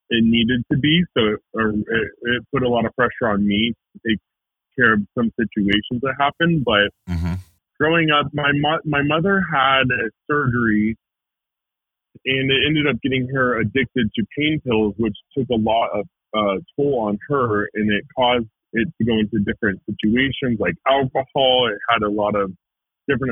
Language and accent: English; Marietta, Georgia, United States; I grew up in Marietta, Georgia. Like north of Atlanta